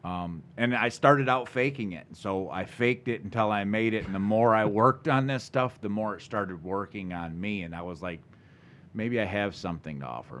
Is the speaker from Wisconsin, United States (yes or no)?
no; Lansing, Michigan, United States; also born or lived in Charlotte, Michigan / Potterville, Michigan / Vermontville, Michigan; I grew up all around the Lansing area